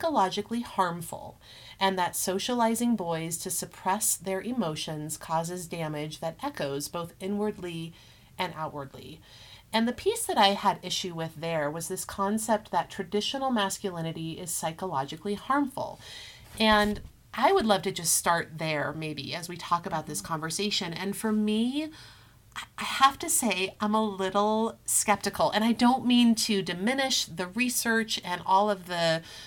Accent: Colorado, United States; also born or lived in Europe; I grew up in Colorado. I love Colorado. I attended both high school and college here in the Denver area.

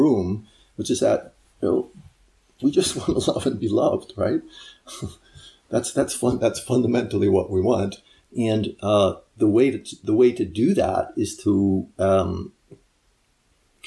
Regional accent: United States; being an American

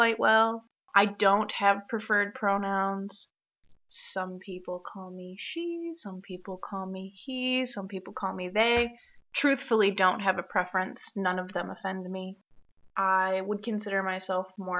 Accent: Michigan, United States; I'm also from Michigan

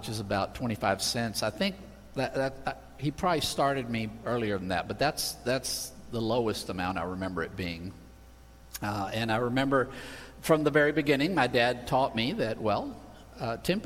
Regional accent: Spain; moved away; I grew up in Spain

